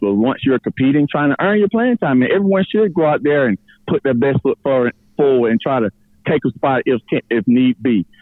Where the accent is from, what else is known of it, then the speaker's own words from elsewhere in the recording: rural middle Georgia, United States; being from rural middle Georgia, if I'm not from Gwinnett